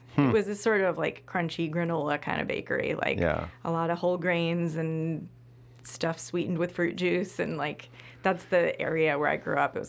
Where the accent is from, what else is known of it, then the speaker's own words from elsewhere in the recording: Maine, United States; moved away as an adult; also born or lived in Massachusetts; now in Chicago, United States; Maine. That's where I'm from.